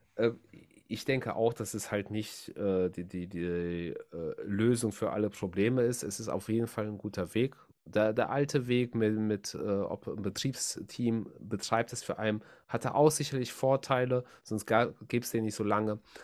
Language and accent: German; Germany; Bei uns in Deutschland